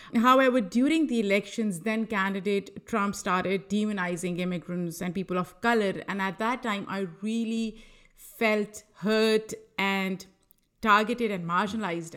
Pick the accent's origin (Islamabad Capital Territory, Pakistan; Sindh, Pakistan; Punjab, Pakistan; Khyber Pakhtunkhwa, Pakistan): Punjab, Pakistan; Lahore; moved away as an adult; also born or lived in New York; now in United States; I am originally from Lahore, Pakistan